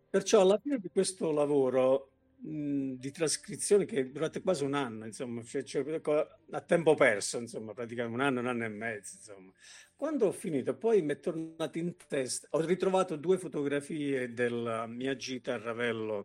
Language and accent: Italian; Potenza, Basilicata, Italy; io sono un potentino